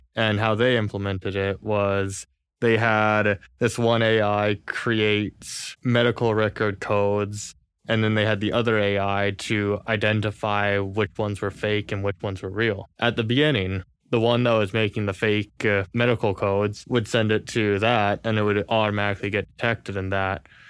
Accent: California, United States; moved away; Born and raised in California.

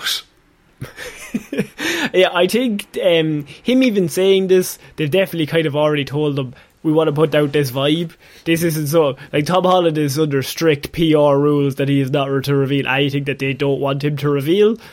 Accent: Ireland; two Irish lads

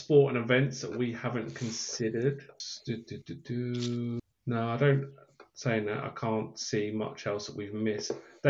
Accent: United Kingdom; as just a British person

